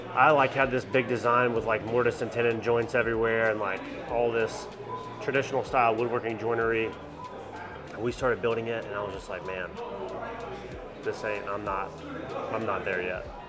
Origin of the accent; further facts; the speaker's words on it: Anderson, South Carolina, United States; I'm from Anderson, South Carolina